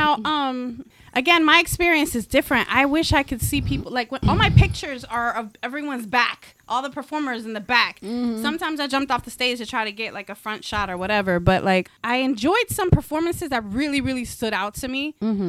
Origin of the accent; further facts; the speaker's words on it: Texas, United States; accent: southern; now in Connecticut, United States; I'm from Texas. So, you know, it's that southern thing.